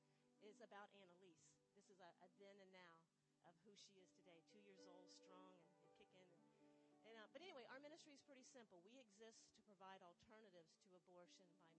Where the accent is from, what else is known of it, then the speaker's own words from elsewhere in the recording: Sanford, Florida, United States; also born or lived in Germany; I'm from Sanford, Florida